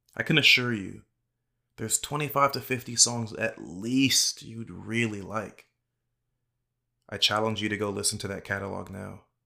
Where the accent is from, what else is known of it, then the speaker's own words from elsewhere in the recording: Dallas, Texas, United States; growing up in Dallas, North Dallas specifically